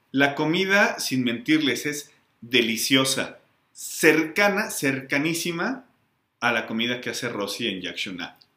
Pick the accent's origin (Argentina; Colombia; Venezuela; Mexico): Mexico; also born or lived in Mexico City